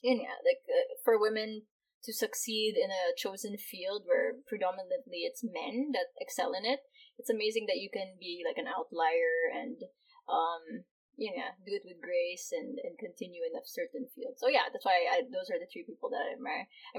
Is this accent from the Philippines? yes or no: yes; Philippines; also born or lived in Hong Kong; because we were raised both in Hong Kong and the Philippines, so I don't find the follow traditional ways of like, as my older sister, I don't really call her ate